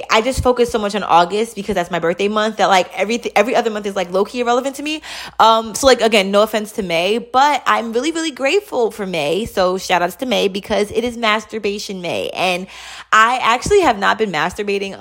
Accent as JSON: {"language": "English", "town": "New York City", "region": "New York", "country": "United States", "tie": "born or raised there", "said": "I grew up in Queens, New York"}